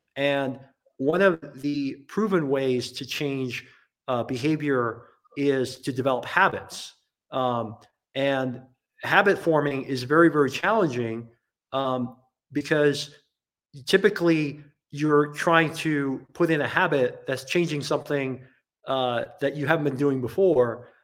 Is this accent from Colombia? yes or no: no; Hong Kong; now in United States; I grew up in Asia in Hong Kong